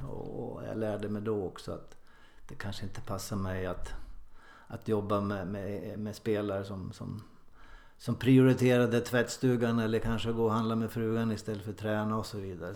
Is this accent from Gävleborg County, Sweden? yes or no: yes; Ljusdal, Gävleborg County, Sweden; moved away as an adult; also born or lived in Sundsvall; now in Mölnlycke, Sweden; gjorde debut i A-laget hemma i Ljusdal, då, Ljusdals IF, som 16-åring